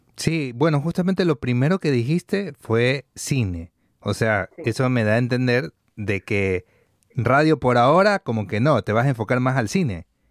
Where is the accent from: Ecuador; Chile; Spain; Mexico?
Ecuador; Guayaquil, Guayas; accent: guayaco; moved away; mi acento es guayaco, le digo. Yo soy guayaco